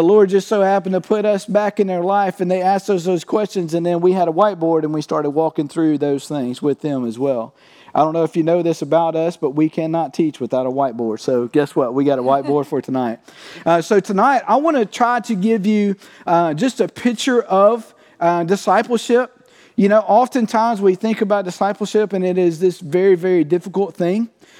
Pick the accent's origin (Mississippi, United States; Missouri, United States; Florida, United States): Mississippi, United States; Cottonville; I'm from Cottonville, Mississippi